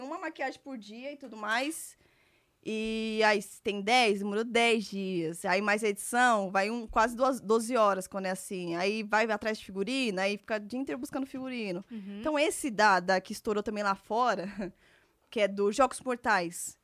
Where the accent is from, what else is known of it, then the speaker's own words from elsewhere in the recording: São Paulo, Brazil; Eu sou de São Paulo, é, nasci e que fui criada aqui até então